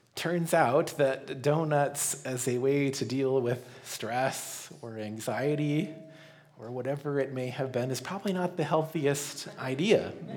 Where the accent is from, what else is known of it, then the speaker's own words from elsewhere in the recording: Colorado, United States; growing up in Colorado